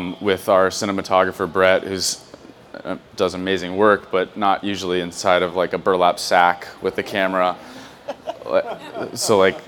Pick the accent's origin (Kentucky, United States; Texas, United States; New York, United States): Kentucky, United States; Louisville; I'm from Louisville, Kentucky